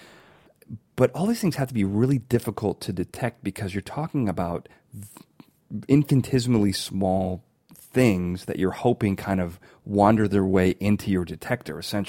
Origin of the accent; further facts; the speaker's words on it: around Fermilab, Illinois, United States; I grew up around Fermilab